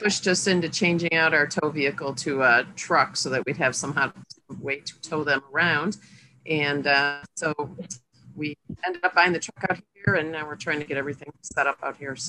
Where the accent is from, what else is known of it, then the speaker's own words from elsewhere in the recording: Chicago, Illinois, United States; moved away; we're originally from Chicago, but we've been full-time in our RV now for 2.5 years.